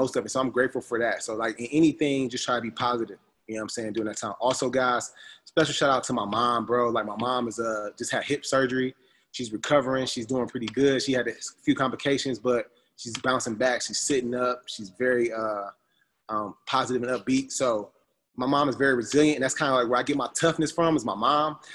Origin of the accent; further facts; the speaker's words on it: United States; moved away as an adult; being an American that's been over here